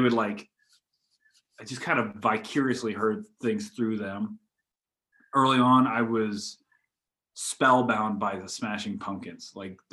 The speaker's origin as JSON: {"language": "English", "region": "Colorado", "country": "United States", "tie": "born or raised there", "said": "I grew up in Los Angeles, Colorado, in a small farm town"}